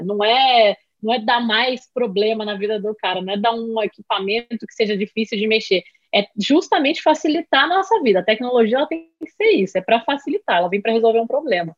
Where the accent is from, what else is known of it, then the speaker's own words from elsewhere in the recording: Rio de Janeiro, Brazil; moved away; also born or lived in São Paulo; sou natural do Rio de Janeiro, morei muitos anos em São Paulo